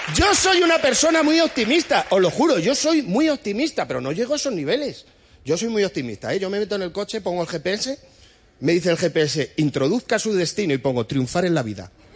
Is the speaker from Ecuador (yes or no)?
no; Madrid, Community of Madrid, Spain; tengo 36 años, soy de Madrid